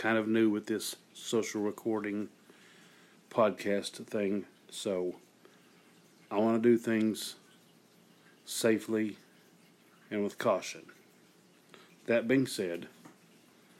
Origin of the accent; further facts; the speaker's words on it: Eastern Kentucky, United States; I'm from Eastern Kentucky, the rural area.